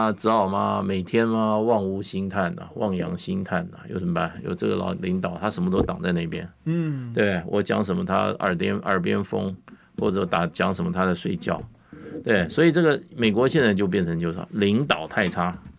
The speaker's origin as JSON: {"language": "Chinese", "country": "Taiwan", "said": "跑回跑到台湾，居然跟我们讲要我们全民皆兵，你谁呀你？ 我们台湾人要当不当兵？"}